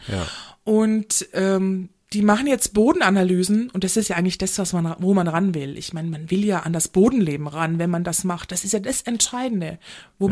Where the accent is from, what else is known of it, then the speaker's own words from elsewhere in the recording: Munich, Bavaria, Germany; ich komme aus München